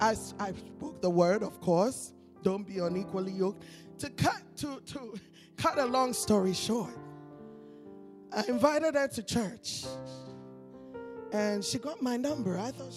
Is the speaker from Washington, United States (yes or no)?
no; Connecticut, United States; born there; Americans, and I'm an American because I was born in Connecticut, though I'm an African too.